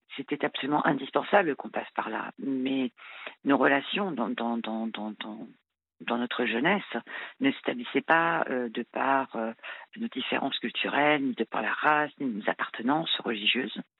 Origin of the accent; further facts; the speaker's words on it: France; je suis française, hein, née, en France, euh, issue d'un parent, d'un père français et d'une mère marocaine.